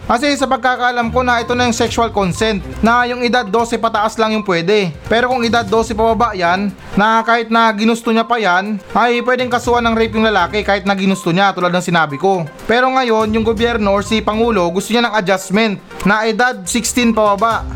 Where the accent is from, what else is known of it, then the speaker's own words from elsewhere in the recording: Philippines; tayo mga Pilipino